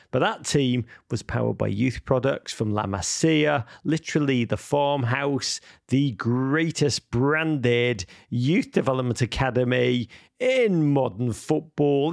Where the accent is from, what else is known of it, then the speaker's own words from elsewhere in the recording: Liverpool, North West England, United Kingdom; moved away; I actually spent the holiday back in Liverpool, my hometown